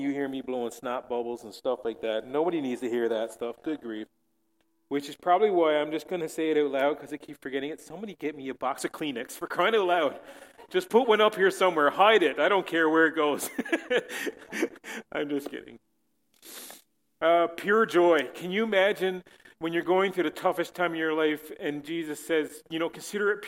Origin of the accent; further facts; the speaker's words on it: Newfoundland and Labrador, Canada; also born or lived in St. John's, Newfoundland; as a Newfoundlander